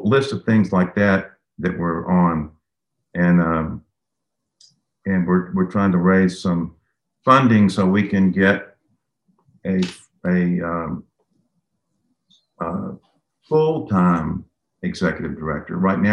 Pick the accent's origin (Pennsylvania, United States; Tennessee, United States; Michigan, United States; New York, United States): Tennessee, United States; Memphis; I grew up in East Memphis as a kid